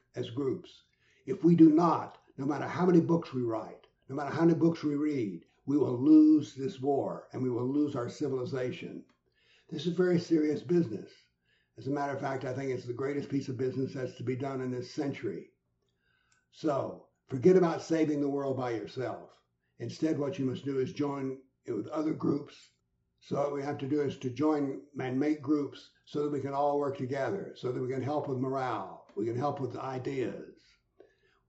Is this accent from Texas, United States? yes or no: no; Nashville, Tennessee, United States; my hometown of Nashville